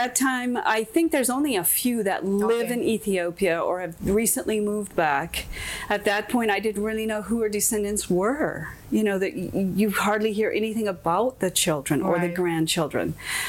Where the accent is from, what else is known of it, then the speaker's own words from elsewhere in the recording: Alaska, United States; also born or lived in Oregon / California / South Africa; now in Hawaii, United States; I'm an Alaskan. I was born in Alaska, and, you know, in the early days, and that's where I'm from.